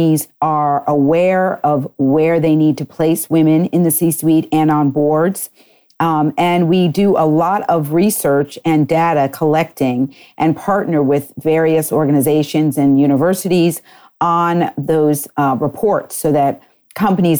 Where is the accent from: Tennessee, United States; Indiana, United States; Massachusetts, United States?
Massachusetts, United States; Wellesley; moved away as an adult; also born or lived in Connecticut; And then I grew up actually and graduated from high school in Wellesley, Massachusetts